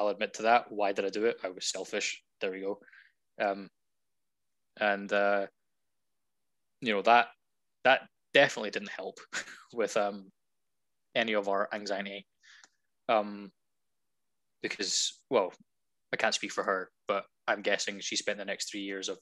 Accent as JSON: {"language": "English", "region": "Scotland", "country": "United Kingdom", "said": "I'm Scottish."}